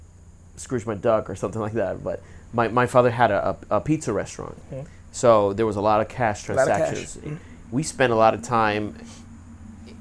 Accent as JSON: {"language": "English", "country": "Puerto Rico", "tie": "born or raised there", "moved": "yes", "lives_now": "United States", "said": "I was born and raised in Puerto Rico"}